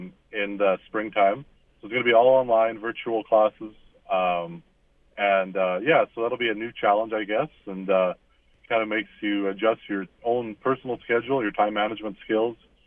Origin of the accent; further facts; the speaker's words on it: La Rivière, Manitoba, Canada; I grew up in Larivere, Manitoba, just in the Pembina Valley